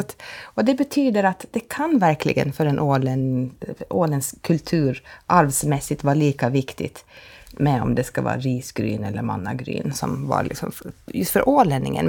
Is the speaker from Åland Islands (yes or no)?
yes; Åland Islands; som ålänning